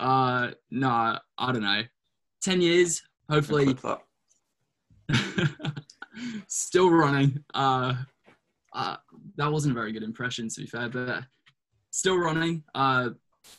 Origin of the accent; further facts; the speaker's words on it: Brisbane, Queensland, Australia; moved away as an adult; now in United States; Brisbane. Yeah. My hometown in Australia.